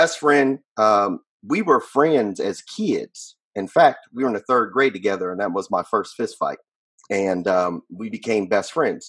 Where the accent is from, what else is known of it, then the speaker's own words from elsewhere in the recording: San Diego, California, United States; I was born and raised in San Diego, California.